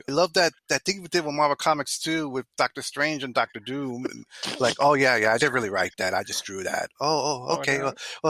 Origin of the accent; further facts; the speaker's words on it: New York City, New York, United States; I'm Puerto Rican. You know, I grew up in the Bronx